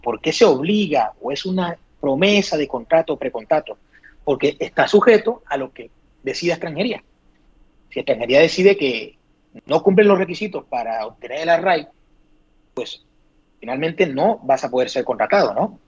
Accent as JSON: {"language": "Spanish", "country": "Colombia", "moved": "yes", "lives_now": "Madrid, Spain", "said": "yo soy extranjero, yo me siento colombiano 100%"}